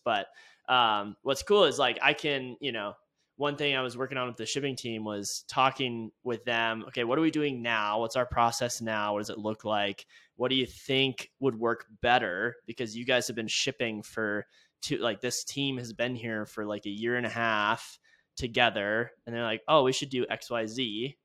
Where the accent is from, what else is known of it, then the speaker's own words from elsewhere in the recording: California, United States; now in Laramie, United States; I grew up in California